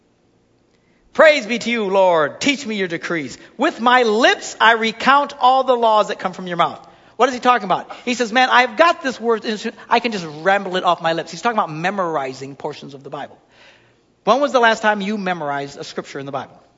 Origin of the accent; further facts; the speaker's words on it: Wisconsin, United States; I'm just from Wisconsin